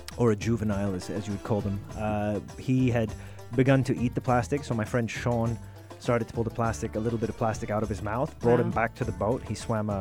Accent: Sharjah, United Arab Emirates; Growing up in Sharjah, you know, on the beach every day

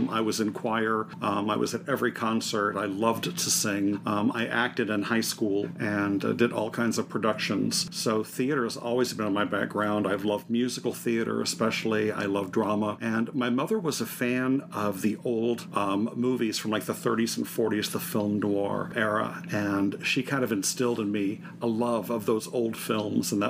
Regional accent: Melbourne, Florida, United States; moved away as an adult; also born or lived in Orlando, Florida / San Diego, California; now in California, United States; I was born and raised in Florida, and born over on the eastern side, on the Melbourne, over by Melbourne Beach

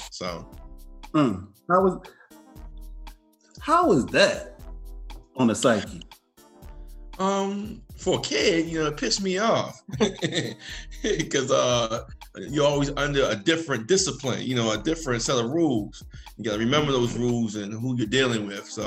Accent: Baltimore, Maryland, United States; Baltimore, Maryland

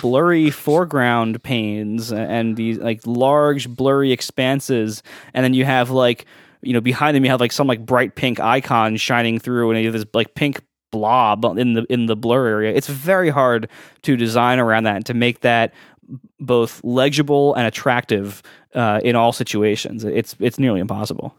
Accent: Columbus, Ohio, United States; now in New York, United States; growing up in Columbus.

